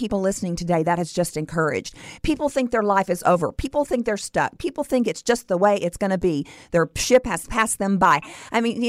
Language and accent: English; Stephenville, Texas, United States; now in Austin, United States; I grew up in Stephenville, Texas.